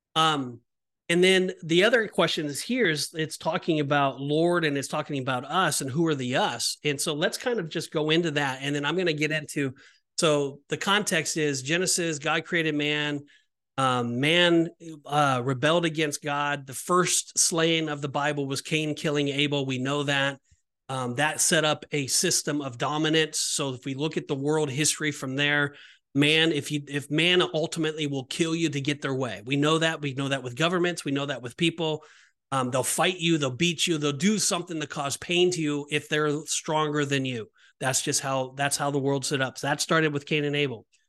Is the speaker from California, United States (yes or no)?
yes; Orange County, California, United States; I'm from Orange County, California